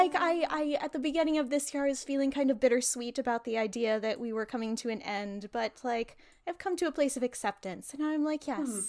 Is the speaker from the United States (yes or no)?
yes; United States